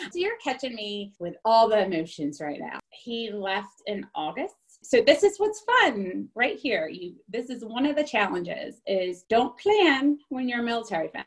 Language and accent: English; New Jersey, United States; moved away as an adult; also born or lived in California / Louisiana; now in Virginia, United States; I grew up in New Jersey and then I am a nurse and I went out to California um, to do some travel nursing